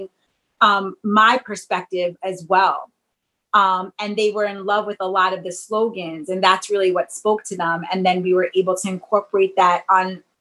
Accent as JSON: {"language": "English", "region": "New York", "country": "United States", "tie": "born or raised there", "said": "my hometown"}